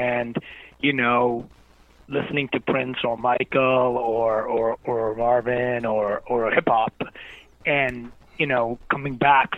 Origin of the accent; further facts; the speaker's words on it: Gothenburg, Västra Götaland, Sweden; moved away as an adult; also born or lived in Harlem, New York, United States; now in New York, United States; I came from Gothenburg back then, even more than today, it was on the west coast of Sweden